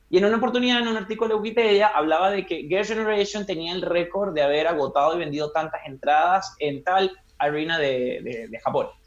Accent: Caracas, Capital District, Venezuela; moved away as an adult; now in Chile; tengo 30 años, eh, soy venezolano, caraqueño, vivo acá en Chile desde hace cuatro años

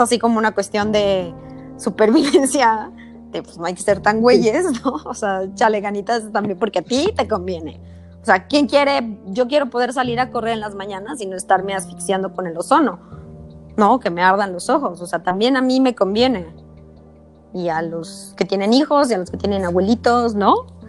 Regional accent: Mexico City, Mexico; soy chilanga

